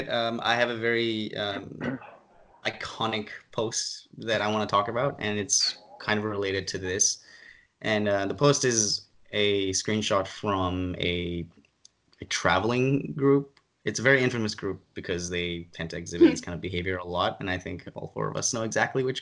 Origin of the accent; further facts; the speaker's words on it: Ireland; now in Boston, United States; my home country, Ireland, because like I'm